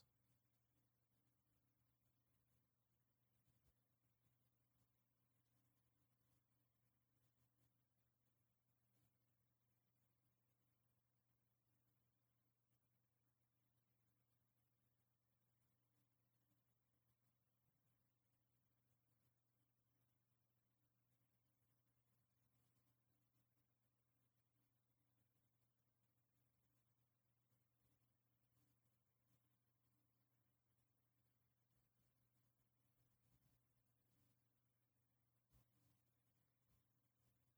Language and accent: English; United States; moved away as an adult; now in Hong Kong; I'm originally American. I've lived in Hong Kong for about 10 years